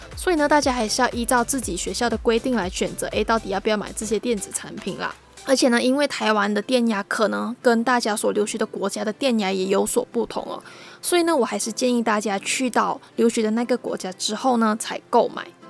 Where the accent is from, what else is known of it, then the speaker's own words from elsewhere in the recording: Malaysia; moved away as an adult; now in Taiwan; 和我同样来自马来西亚